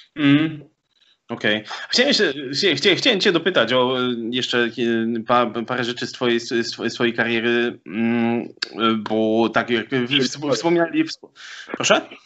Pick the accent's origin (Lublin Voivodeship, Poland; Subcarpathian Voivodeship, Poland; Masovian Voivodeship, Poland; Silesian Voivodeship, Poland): Silesian Voivodeship, Poland; Sosnowiec; also born or lived in Katowice; Sosnowca, z e, którego pochodzę